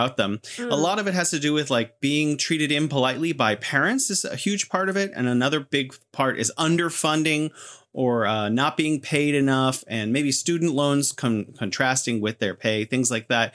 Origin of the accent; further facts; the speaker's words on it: California, United States; now in Beijing, China; I'm originally from California and now living in beautiful Beijing.